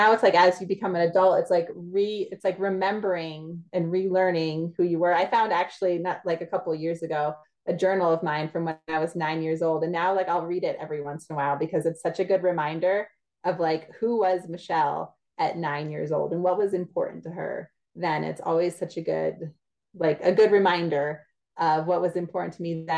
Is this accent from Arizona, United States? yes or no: no; New Jersey, United States; moved away as an adult; also born or lived in Pennsylvania / Louisiana; I grew up in New Jersey